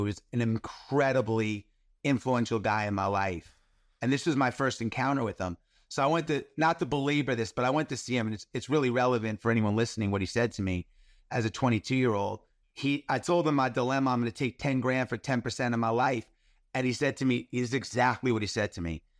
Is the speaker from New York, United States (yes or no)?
yes; New York, United States; I grew up in New York in the eighties